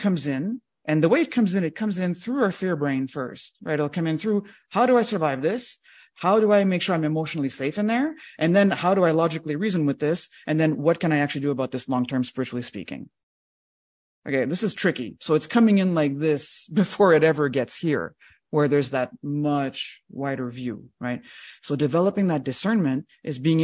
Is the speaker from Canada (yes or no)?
yes; Canada; just as a Canadian, I'm not very proud of all that part of our heritage